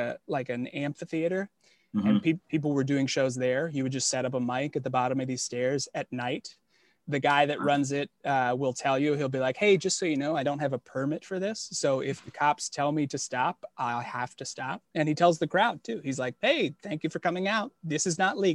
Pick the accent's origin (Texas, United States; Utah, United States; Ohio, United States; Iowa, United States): Ohio, United States; Toledo; moved away as an adult; also born or lived in Cincinnati, Ohio; now in New York City, United States; Originally Toledo, so like suburbs of Toledo